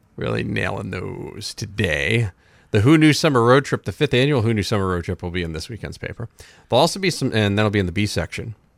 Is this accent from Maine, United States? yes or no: yes; Rumford, Maine, United States; I was born in Rumford.